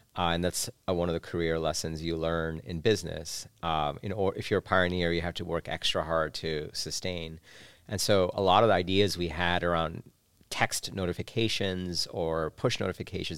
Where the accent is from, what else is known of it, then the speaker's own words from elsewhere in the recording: New York City, New York, United States; also born or lived in Bangladesh; I spent my childhood in New York City. Grew up there.